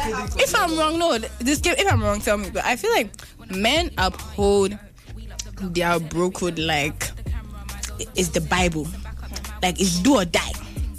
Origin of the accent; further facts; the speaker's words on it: Ghana; as a Ghanaian, I haven't understood that.